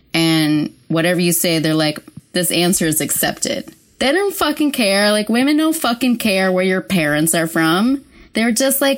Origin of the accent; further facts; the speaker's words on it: San Francisco, California, United States; I say San Francisco.